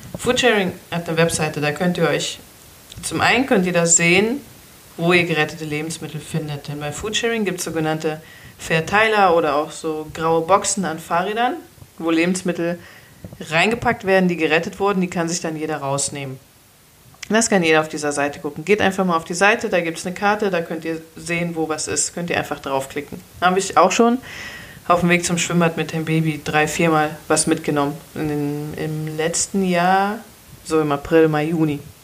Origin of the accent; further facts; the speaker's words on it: Cologne, North Rhine-Westphalia, Germany; als Kölner